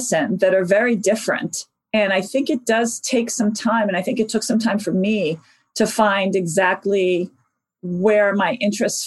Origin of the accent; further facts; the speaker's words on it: New York City, New York, United States; I actually spent the first 13 years of my life in the Bronx